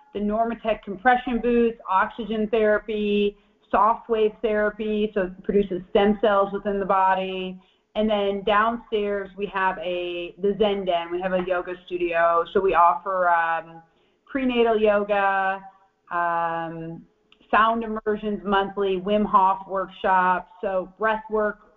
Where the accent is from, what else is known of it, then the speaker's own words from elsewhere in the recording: Michigan, United States; moved away as an adult; I'm from Michigan originally, and I spent a long time. I lived 30 years in Michigan